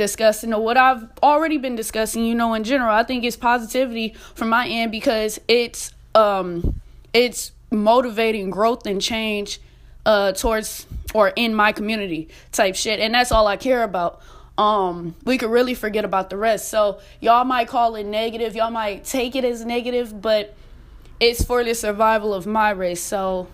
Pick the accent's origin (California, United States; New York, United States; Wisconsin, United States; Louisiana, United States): Wisconsin, United States; Milwaukee; now in Texas, United States; I'm from Milwaukee